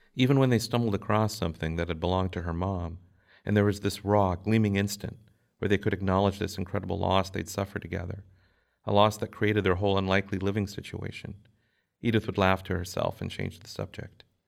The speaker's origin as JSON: {"language": "English", "region": "Minnesota", "country": "United States", "tie": "born or raised there", "said": "growing up in Minnesota"}